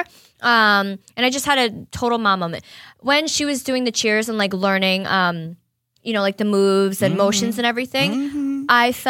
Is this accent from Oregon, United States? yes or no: no; Marlboro, New York, United States; In New York, upstate in Marlborough. What up, my hometown?